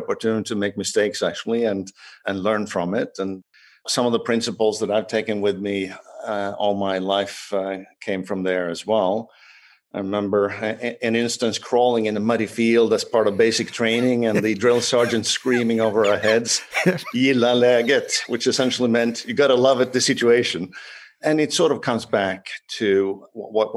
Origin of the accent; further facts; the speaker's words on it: Sweden; moved away as an adult; also born or lived in Paris, France; I was born in Sweden, and Sweden is a small country.